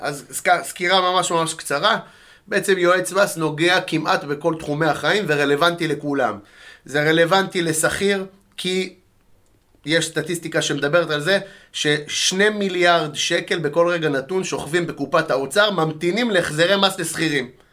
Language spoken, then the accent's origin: Hebrew; Netanya, Central District, Israel; moved away as an adult; now in Petah Tikva, Israel; גדלתי בנתניה